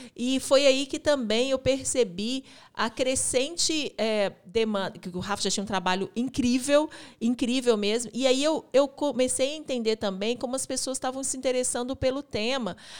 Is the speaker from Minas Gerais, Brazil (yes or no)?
yes; Belo Horizonte, Minas Gerais, Brazil; a gente é daqui de Belo Horizonte